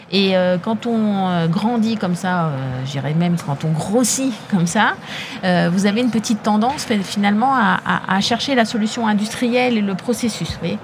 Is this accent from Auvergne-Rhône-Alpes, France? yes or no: no; Mantes-la-Jolie, Île-de-France, France; moi j'ai grandi en HLM